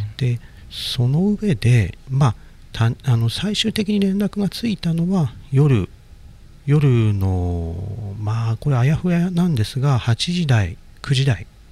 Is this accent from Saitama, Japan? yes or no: no; Iwaki, Fukushima, Japan; moved away; 僕の故郷である福島県いわき市